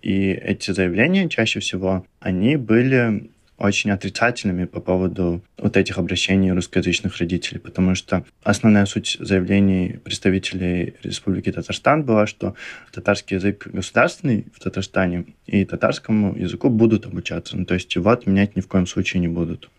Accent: Kentau, Turkistan Region, Kazakhstan; moved away; я из города Кентау

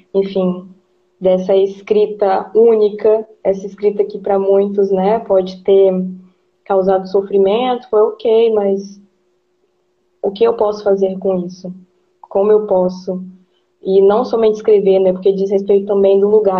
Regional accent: Brazil; enquanto brasileiro

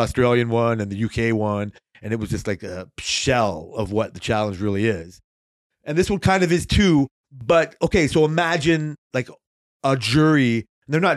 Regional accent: Canada; I'm Canadian

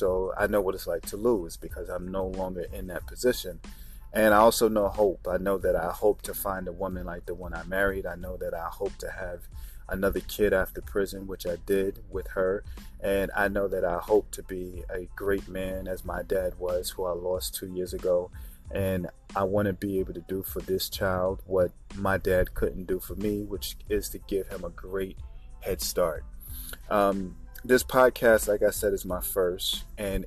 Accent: New York, United States; I grew up in New York

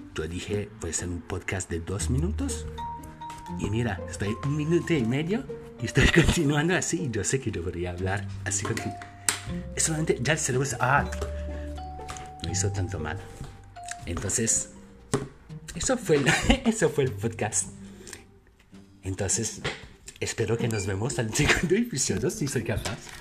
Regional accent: France; Spanish is a second language; Y discúlpame por mi acento. Sí, soy francés.

